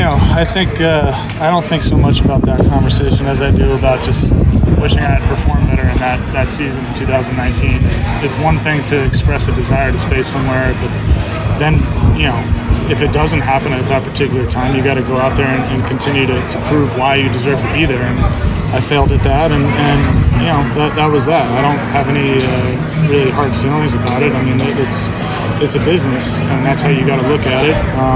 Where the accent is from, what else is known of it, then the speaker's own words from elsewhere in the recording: New Jersey, United States; And where I grew up in New Jersey, there's an indoor facility almost in every town.